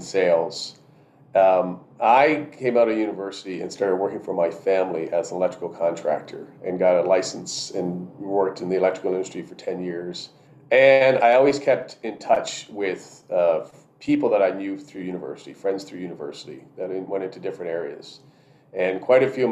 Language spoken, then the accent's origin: English; Canada